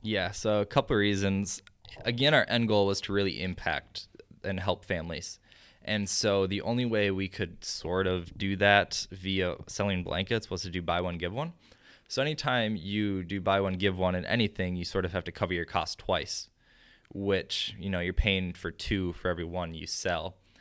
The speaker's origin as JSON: {"language": "English", "town": "Chaska", "region": "Minnesota", "country": "United States", "tie": "born or raised there", "said": "my hometown then, you know, grabs it, and Chaska Herald does an article on it"}